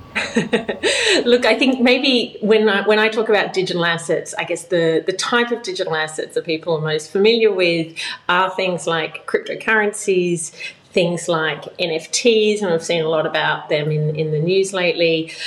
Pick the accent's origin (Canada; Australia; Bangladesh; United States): Australia; moved away as an adult; I've been living outside of Australia now for 12 years